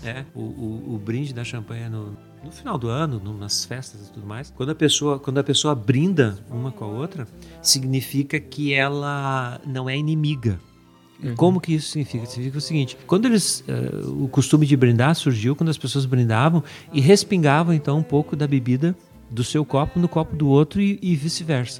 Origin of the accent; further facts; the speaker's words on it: Brazil; moved away; nós viemos do Brasil